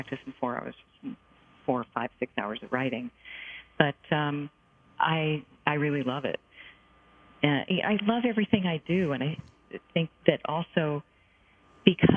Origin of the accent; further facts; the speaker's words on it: United States; I'm an American Jewish person who would be teaching Tibetan Buddhist practice to Taiwanese people